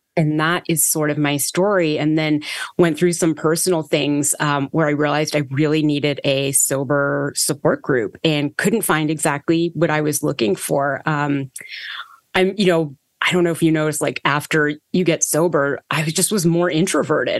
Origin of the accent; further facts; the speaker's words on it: Toronto, Ontario, Canada; I was born in Toronto, Canada, and kind of grew up as a very, very anxious child of Indian immigrants